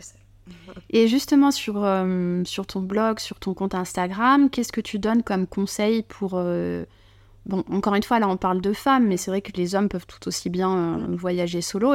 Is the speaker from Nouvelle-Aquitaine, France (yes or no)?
yes; Bordeaux, Nouvelle-Aquitaine, France; accent: bordelais; mon petit accent bordelais